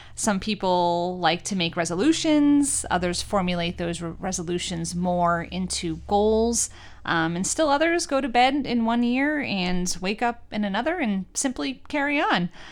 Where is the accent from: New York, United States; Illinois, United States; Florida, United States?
New York, United States; moved away as an adult; now in Northeastern Pennsylvania, United States; Being from New York